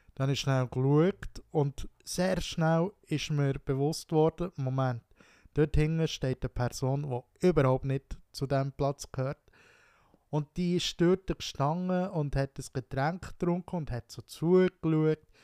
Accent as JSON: {"language": "German", "area": "Wino", "region": "Bern", "country": "Switzerland", "tie": "born or raised there", "said": "Wino, dort wo ich aufgewachsen bin, Wino"}